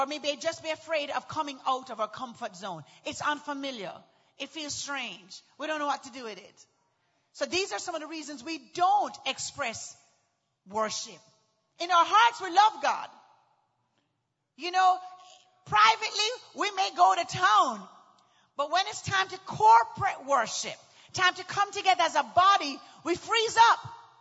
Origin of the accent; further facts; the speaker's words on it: Houston, Texas, United States; Well, I'm from Houston, too.